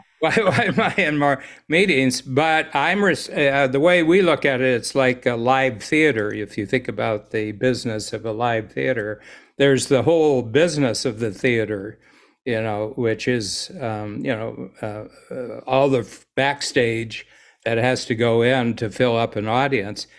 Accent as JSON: {"language": "English", "country": "United States", "moved": "yes", "lives_now": "Toronto, Canada", "said": "being an American in Toronto"}